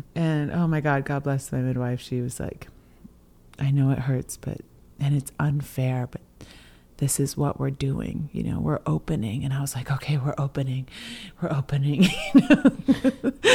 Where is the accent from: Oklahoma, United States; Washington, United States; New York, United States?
Washington, United States; coastal; I'm from the Swinomish and Tulalip tribes here in coastal Washington